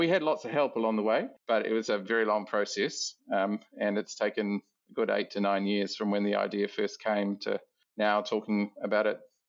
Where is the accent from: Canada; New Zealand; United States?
New Zealand; moved away as an adult; also born or lived in Auckland, New Zealand; now in Adelaide, Australia; So I'm a Kiwi Australian. It's probably the best way of describing it. I come from New Zealand originally, Aotearoa, New Zealand